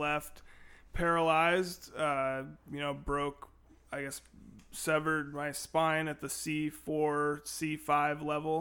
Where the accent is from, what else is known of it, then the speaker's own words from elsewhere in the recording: Renton, Washington, United States; now in Olympia, United States; Born and raised in Renton, Washington. Moved to Olympia as a teenager